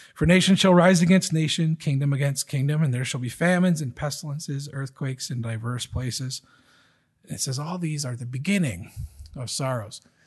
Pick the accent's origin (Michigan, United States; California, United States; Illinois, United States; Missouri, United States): Michigan, United States; moved away as an adult; also born or lived in Virginia; I grew up in Michigan, just like Les and Carolyn.